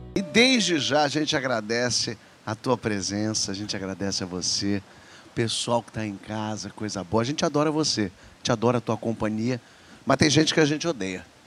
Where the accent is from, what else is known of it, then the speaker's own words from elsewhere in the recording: São Paulo, Brazil; moved away as an adult; now in Rio de Janeiro, Brazil; Eu, eu vivi a vida inteira em São Paulo, tenho meus amigos todos de infância, são de São Paulo